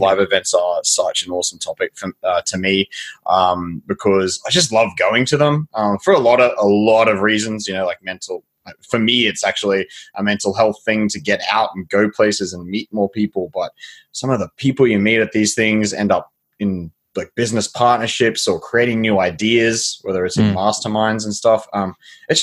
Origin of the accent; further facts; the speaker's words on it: near Cape Hillsborough, Queensland, Australia; I grew up near a place called Cape Hillsborough.